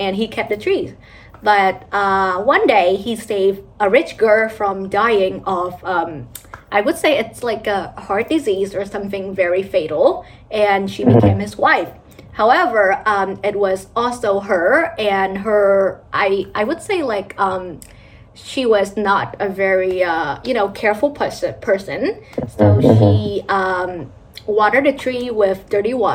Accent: Vietnam; moved away; a Vietnamese kid who grew up in my home country

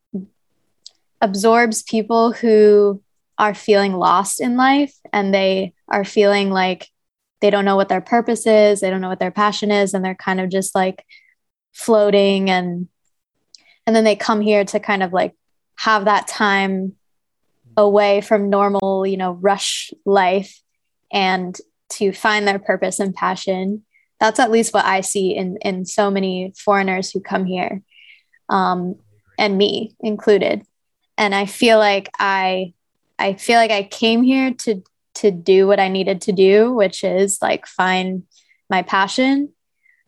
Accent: New Jersey, United States; moved away as an adult; the home that we grew up in New Jersey

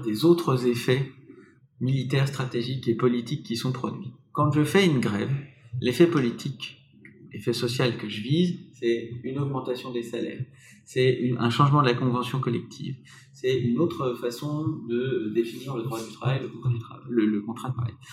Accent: Paris, Île-de-France, France; Nous sommes euh, parisiens, nous sommes français

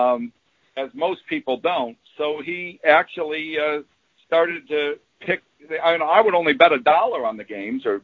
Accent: Williamsville, New York, United States; I grew up in a suburb of Buffalo called Williamsville

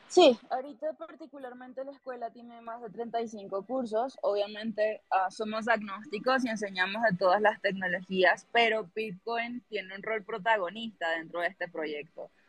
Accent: Venezuela; now in Colombia; yo soy venezolana, contexto, pero vivo en Colombia

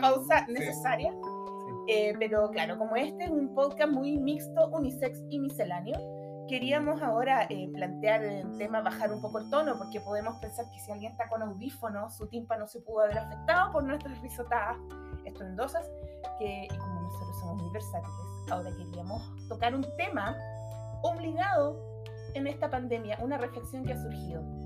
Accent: Valparaíso, Chile; yo soy porteña

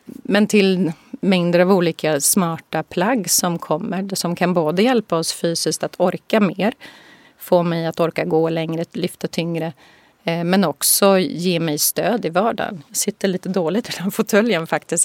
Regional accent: Boden, Norrbotten County, Sweden; moved away as an adult; also born or lived in Tokyo / San Francisco / Singapore; Jag är ju född i Norrbotten, i Boden

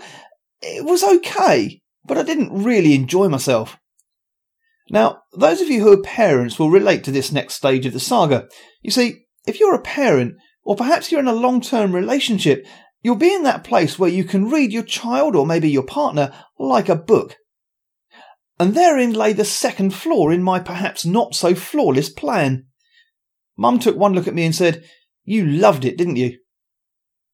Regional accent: Luton, East of England, United Kingdom; I was born in Luton at a very early age

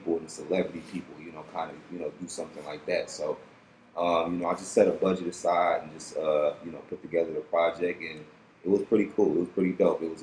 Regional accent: Detroit, Michigan, United States; also born or lived in Los Angeles; I'm from Detroit, Michigan. Grew up here

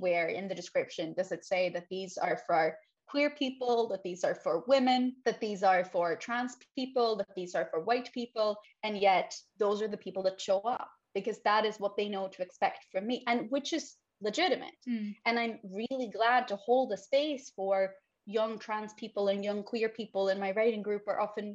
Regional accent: Sweden; first language Swedish; English is a second language; So I'm born and raised in Sweden.

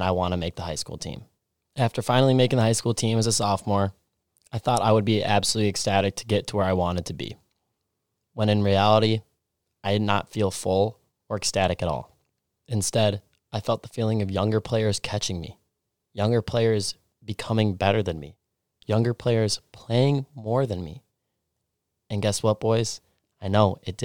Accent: Stillwater, Minnesota, United States; I grew up in Stillwater, Minnesota, a small town 30 minutes outside of Minneapolis and St. Paul on the Minnesota-Wisconsin border

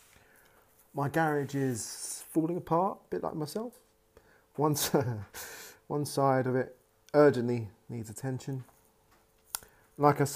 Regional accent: United Kingdom; I'm British

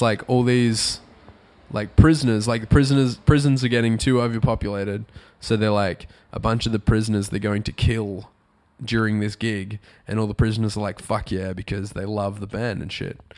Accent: Australia; Growing up in Australia

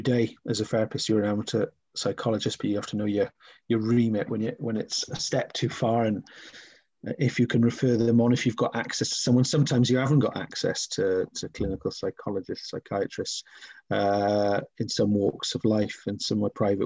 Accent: Wales, United Kingdom; growing up in Wales

